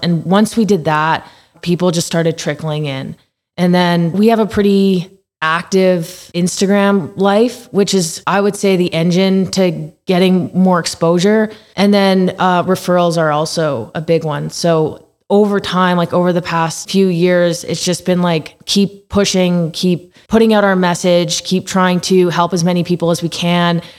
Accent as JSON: {"language": "English", "town": "Calgary", "region": "Alberta", "country": "Canada", "tie": "born or raised there", "said": "I've been in Calgary my entire life."}